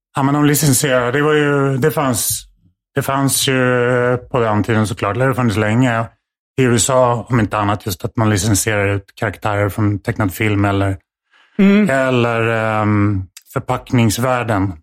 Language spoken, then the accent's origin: Swedish; Stockholm, Stockholm County, Sweden; Här i Stockholm, utanför eh, i Farsta.